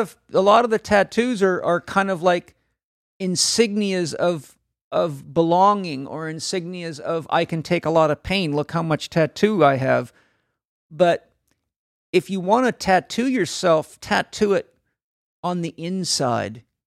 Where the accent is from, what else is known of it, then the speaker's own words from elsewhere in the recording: San Diego, California, United States; I'm from San Diego